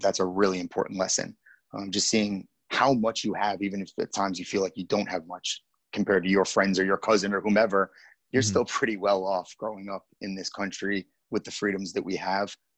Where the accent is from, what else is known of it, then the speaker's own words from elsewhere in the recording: Dix Hills, New York, United States; also born or lived in Queens, New York / Massapequa Park, New York / New Orleans / Hoboken, New Jersey; most of my life I spent in a town called Dix Hills. That's where I went to most of my uh, grade school life